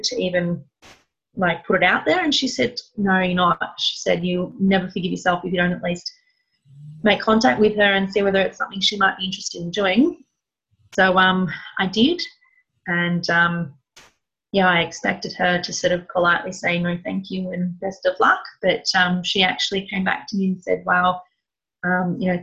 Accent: Melbourne, Victoria, Australia; I'm from Melbourne

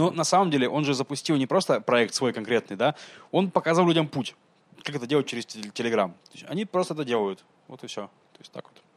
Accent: Russia; now in Israel; я из России

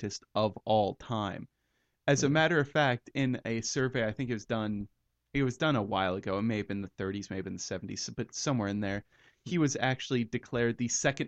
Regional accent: United States; we're from the United States

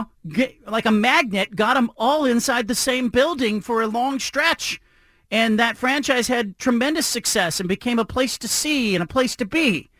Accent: Bay Area, California, United States; now in Portland, United States; I tell my friends who I grew up with in the Bay Area

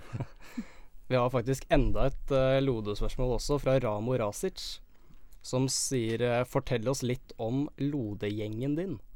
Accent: Eastern Norway, Norway; moved away as an adult; now in Bodø, Norway; jeg har vært hjemme på Østlandet

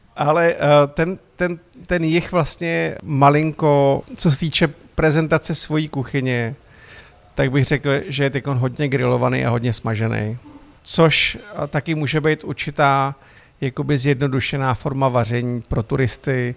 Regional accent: Mariánské Lázně, Karlovy Vary Region, Czechia; moved away as an adult; now in Prague, Czech Republic; jsem Čech, který pochází z Mariánek

